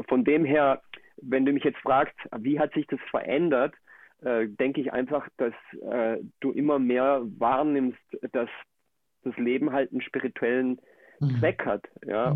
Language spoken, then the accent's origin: German; Germany; moved away as an adult; also born or lived in Colombia; now in Akumal, Mexico; ich bin in Deutschland aufgewachsen, lebe jetzt aber zurzeit in Mexiko.